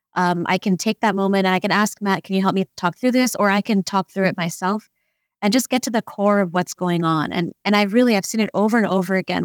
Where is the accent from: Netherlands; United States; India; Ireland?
India; growing up as an Indian, a young Indian woman, um, raised by kind of an Indian society.